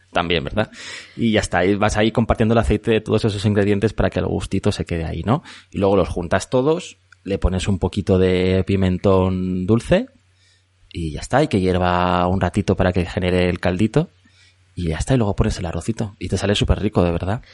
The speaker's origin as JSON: {"language": "Spanish", "town": "Madrid", "region": "Community of Madrid", "country": "Spain", "tie": "born or raised there", "also_born_or_lived": "Elche", "said": "me siento muy madrileño, porque he vivido aquí toda la vida"}